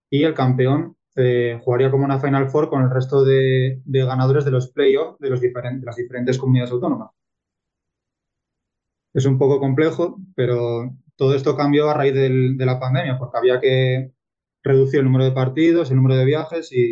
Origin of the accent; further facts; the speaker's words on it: northern Spain, Spain; en el norte de España tenemos como una mayor identidad por los clubes de nuestro, nuestro barrio, ciudad